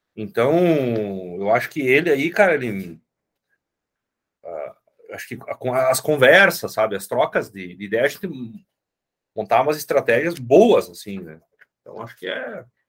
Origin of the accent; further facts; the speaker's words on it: Rio Grande do Sul, Brazil; moved away as an adult; also born or lived in interior of Minas Gerais; now in Minas Gerais, Brazil; eu sou gaúcho e moro no interior de Minas, né? Vim morar para cá por causa da minha esposa